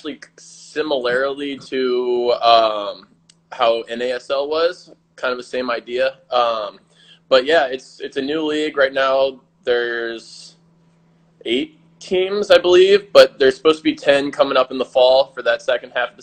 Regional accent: St. Louis, Missouri, United States; I grew up in the St. Louis area

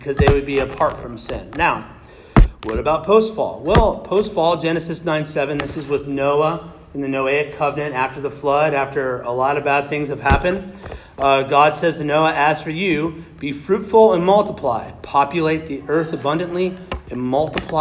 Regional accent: Kansas, United States; moved away; I was born in Kansas.

